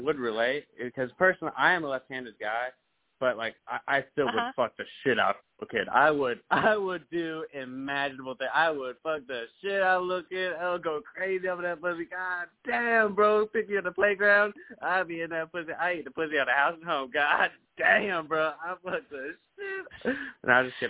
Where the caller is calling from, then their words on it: Detroit, Michigan, United States; I'm calling from Detroit.